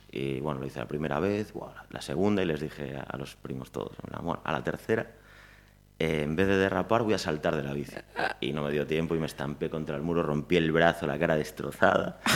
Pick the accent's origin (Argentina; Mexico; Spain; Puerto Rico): Spain; Pontevedra, Galicia; nací en Pontevedra, viví hasta los dos años en Lérez Luego hasta los ocho en, un pueblecito aquí al lado